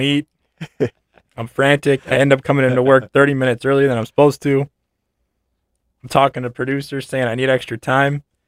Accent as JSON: {"language": "English", "town": "Dyer", "region": "Indiana", "country": "United States", "tie": "born or raised there", "moved": "yes", "said": "back home in Chicagoland"}